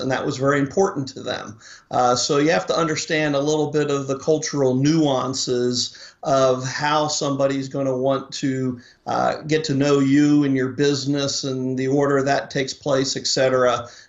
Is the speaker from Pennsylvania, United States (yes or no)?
yes; Philadelphia, Pennsylvania, United States; Originally from Philadelphia. My wife as well.